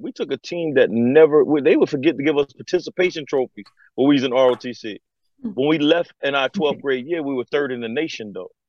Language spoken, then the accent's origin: English; Conway, South Carolina, United States; moved away as an adult; I'm from Conway, South Carolina, 1721 Highland Avenue to be exact. I am from the alma mater Conway High School